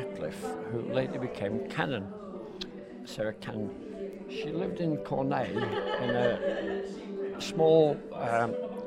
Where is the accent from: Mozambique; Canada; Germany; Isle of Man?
Isle of Man; Maughold; I was born in Meckle 73 years ago.